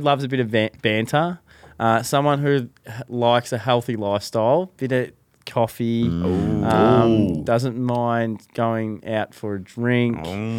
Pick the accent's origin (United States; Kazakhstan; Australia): Australia; Ballarat, Victoria; now in Torquay, Australia; I come from Ballarat originally, but now live on the Surf Coast.